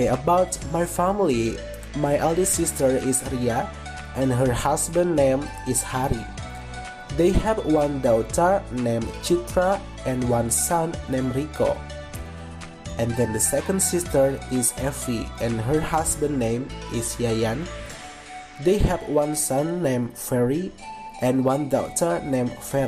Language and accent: English; Kuningan, West Java, Indonesia; English is a second language; I was born in Kuningan on June 13, 2001. So, now I am 20 years old. Now, I live in Windusakan Village, Kuningan District, Kuningan Regency, West Java Province, Indonesia.